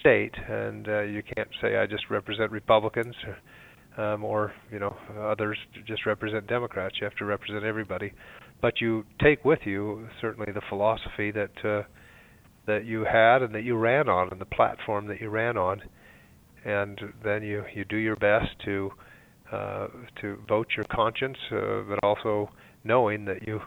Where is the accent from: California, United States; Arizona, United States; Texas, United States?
Arizona, United States; Snowflake; also born or lived in Mesa, Arizona; I was raised up north in Snowflake, a rural area on a ranch